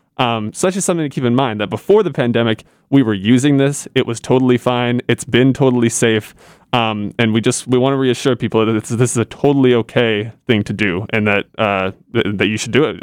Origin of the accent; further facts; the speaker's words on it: Indiana, United States; Indiana, I'm from Indiana